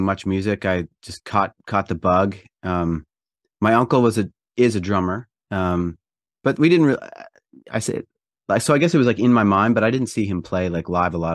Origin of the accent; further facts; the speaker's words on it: Prince Edward Island, Canada; I grew up in Eastern Canada in a province called Prince Edward Island